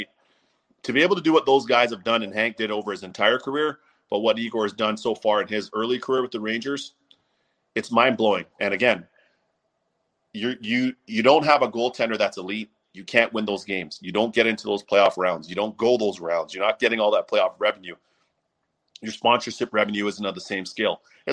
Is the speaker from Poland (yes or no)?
no; Toronto, Ontario, Canada; my hometown of Toronto